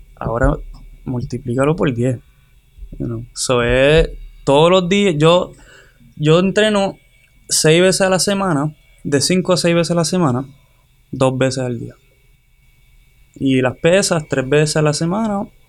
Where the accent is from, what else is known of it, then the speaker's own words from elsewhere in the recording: Hatillo, Puerto Rico; moved away as an adult; soy de Tío Puerto Rico